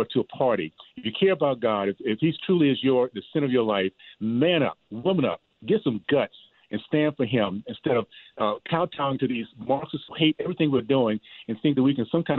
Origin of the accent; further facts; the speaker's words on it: Deep South, United States; growing up in the Deep South, KKK, Jim Crow South